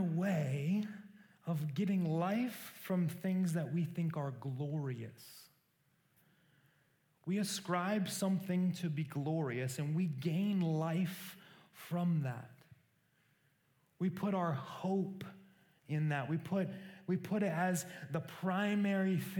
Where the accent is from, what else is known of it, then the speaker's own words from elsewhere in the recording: Council Bluffs, Iowa, United States; I grew up in a small town in Iowa called Council Bluffs